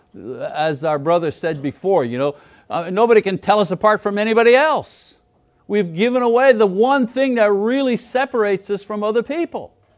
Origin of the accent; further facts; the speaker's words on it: Montreal, Quebec, Canada; moved away; I come from Canada from Montreal, from French Canada, right? I know where I come from, and I know who the people are where I come from